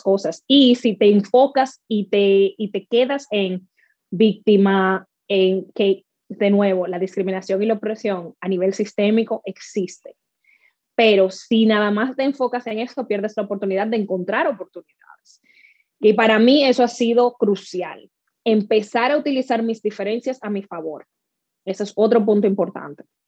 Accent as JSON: {"language": "Spanish", "country": "Dominican Republic", "tie": "born or raised there", "moved": "yes", "lives_now": "North Carolina, United States", "said": "Yo me crié en República Dominicana"}